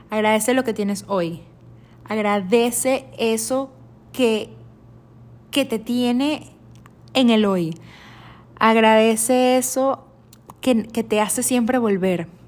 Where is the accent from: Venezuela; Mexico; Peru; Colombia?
Venezuela; now in United States; Yo cuando salí de, de, Estados, eh, de Venezuela a Estados Unidos, yo me fui a Miami, yo llegué a la ciudad de Miami y nunca me imaginé que me iba a mudar tanto